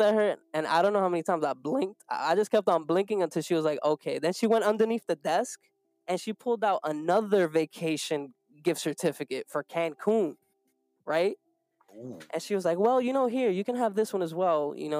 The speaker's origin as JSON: {"language": "English", "town": "New York City", "region": "New York", "country": "United States", "said": "we're from New York. You know, we come from the Bronx."}